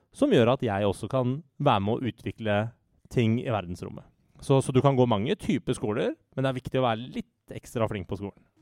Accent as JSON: {"language": "Norwegian", "country": "Norway", "said": "jeg er norsk statsborger og norsk"}